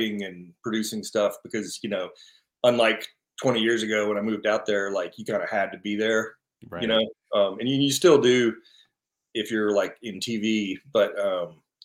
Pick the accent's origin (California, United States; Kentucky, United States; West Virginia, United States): Kentucky, United States; moved away as an adult; now in Los Angeles, United States; I grew up in Kentucky, and after college, I just packed up my car and moved out